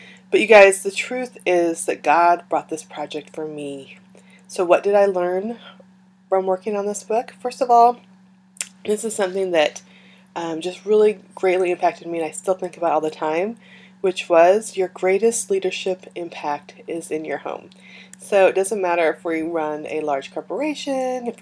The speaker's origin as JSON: {"language": "English", "region": "California", "country": "United States", "tie": "born or raised there", "moved": "yes", "said": "I grew up in California, I was born there"}